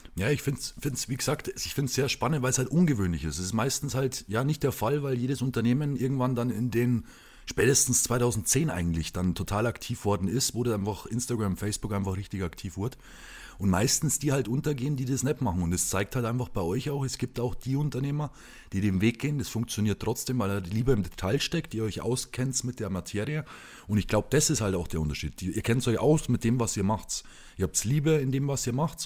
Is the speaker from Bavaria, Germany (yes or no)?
yes; Lower Bavaria, Germany; in Sachen Heimat, in Sachen Niederbayern